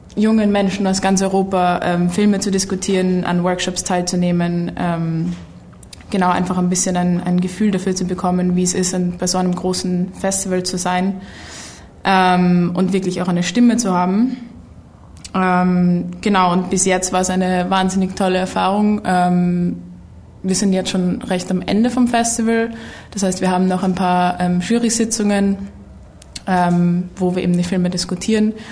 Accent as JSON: {"language": "German", "region": "Vienna", "country": "Austria", "said": "ich bin aus Wien, Österreich, wo ich äh, studiere"}